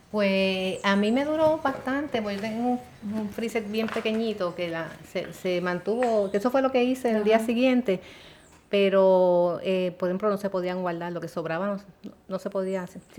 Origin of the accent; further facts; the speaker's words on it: San Juan, Puerto Rico; yo somos del área de San Juan